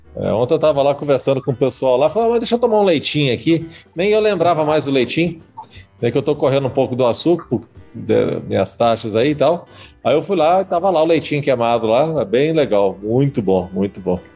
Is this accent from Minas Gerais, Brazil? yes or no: no; Espírito Santo, Brazil; eu que sou capixaba